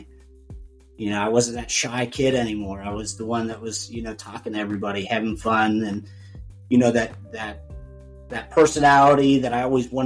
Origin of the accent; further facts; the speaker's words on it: Lawrenceburg, Indiana, United States; I grew up down in Cincinnati, well, just outside of Cincinnati in Lawrenceburg, Indiana, little town down there